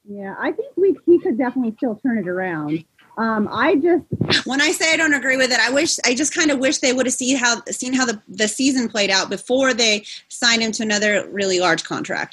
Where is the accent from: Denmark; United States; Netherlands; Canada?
United States; Iowa; now in Oregon, United States; I live in Oregon now, but I grew up in Iowa